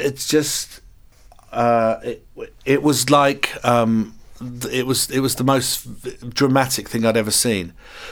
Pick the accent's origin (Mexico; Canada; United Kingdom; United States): United Kingdom; England; I'm English.